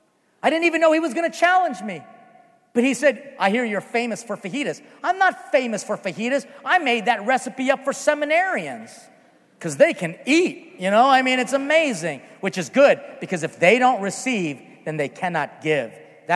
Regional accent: Philippines; because we started late because, again, I am Filipino.

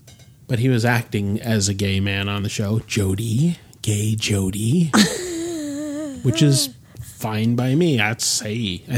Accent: Rahway, New Jersey, United States; We had a theater in Rahway, which is the town I was born in.

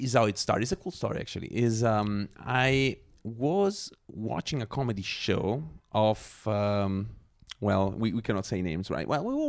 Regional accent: Scotland, United Kingdom; That was in Zurich. Yeah. I'm a Scot.

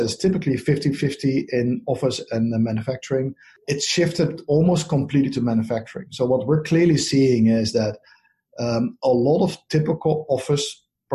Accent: Netherlands; accent: Dutch; moved away as an adult; now in United States; My accent is from the Netherlands, so I moved here about 10 years ago.

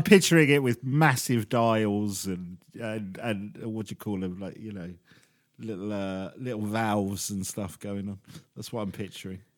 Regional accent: England, United Kingdom; us English

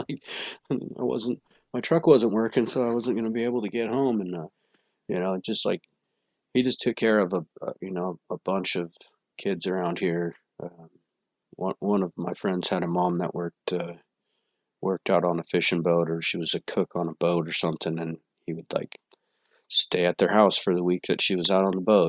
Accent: Seward, Alaska, United States; growing up in Seward was really cool

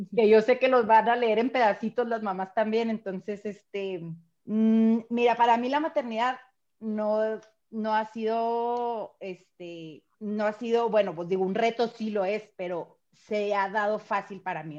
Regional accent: Chihuahua, Mexico; soy de Chihuahua

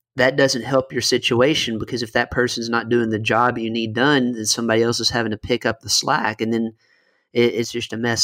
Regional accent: Western Kentucky, United States; moved away as an adult; also born or lived in Miami; I'm originally from Western Kentucky, went down to Miami for law school and lived there for several years as a lawyer

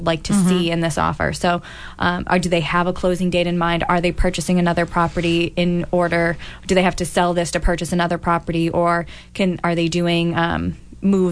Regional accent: Boston, Massachusetts, United States; I'm originally from Dorchester

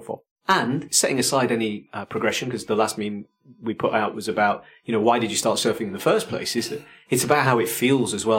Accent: Yorkshire and the Humber, United Kingdom; being a Yorkshireman

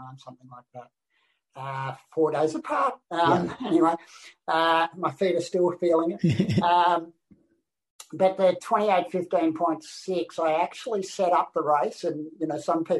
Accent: Australia; I'm the only Australian

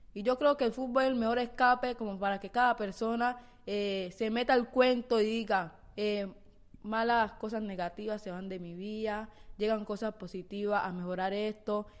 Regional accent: Colombia; en nuestro país

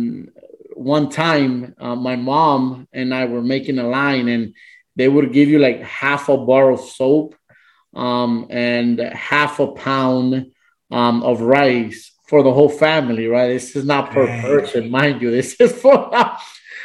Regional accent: Managua, Nicaragua; moved away; I'm from Nicaragua, Managua, Nicaragua

